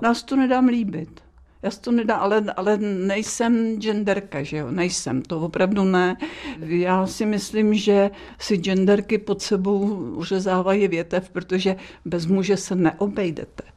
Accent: Dobříš, Central Bohemian Region, Czechia; bydlela jsem na zámku na Dobříši a jezdila jsem do Příbramy, do školy

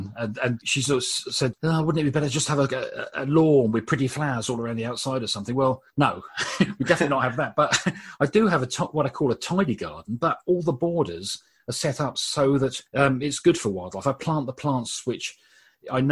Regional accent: Brighton, South East England, United Kingdom; I was born in Brighton and used to spend my youth running around the South Downs

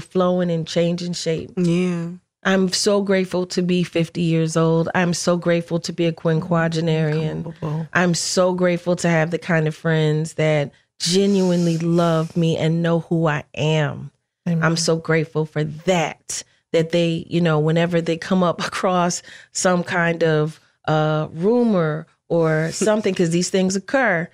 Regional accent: Philadelphia, Pennsylvania, United States; I'm from Philly

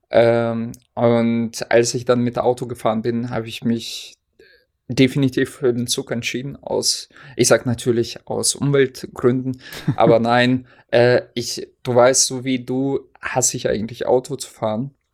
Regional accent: Hesse, Germany; now in Oldenburg, Germany; hier in äh, Oldenburg gibt es auch Grünkohl im Glas. Ich glaube, das gab es bei uns in Hessen nicht.

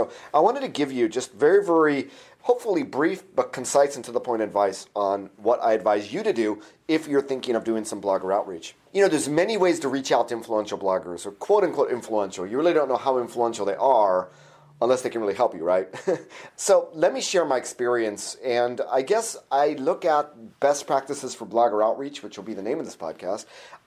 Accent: Orange County, California, United States; I'm from Orange County, California

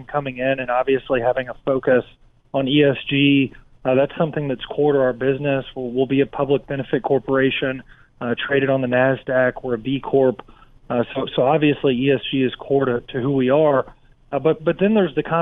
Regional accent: Kentucky, United States; I grew up in Kentucky in the middle part of the country

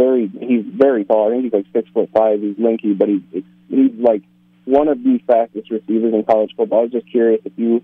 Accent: New York, United States; because I'm from Northern New York near Syracuse

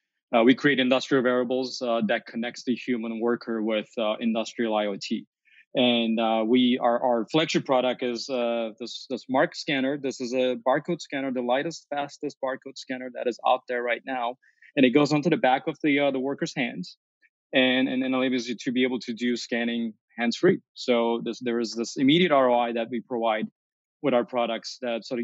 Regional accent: Chicago, Illinois, United States; as a Chicagoan

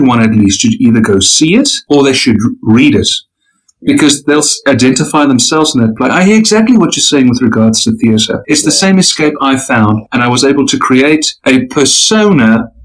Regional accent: South Africa; I'm a South African

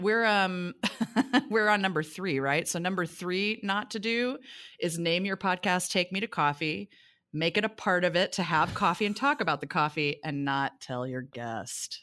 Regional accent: Kansas City, Missouri, United States; moved away; also born or lived in New York / Los Angeles; I'm from Kansas City, Missouri originally

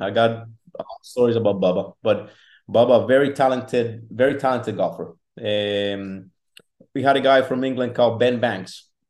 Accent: Colombia; now in United States; So when I came from Colombia, I don't recall drinking a full bottle of water.

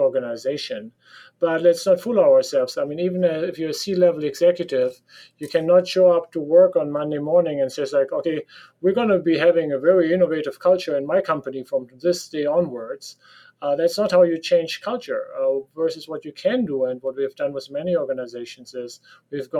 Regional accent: Germany; accent: German; English is a second language; So you can hear from my accent that I sound like a German because I am a German.

